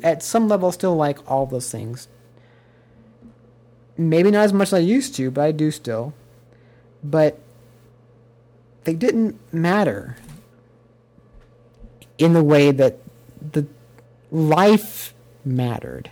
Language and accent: English; United States; also born or lived in Japan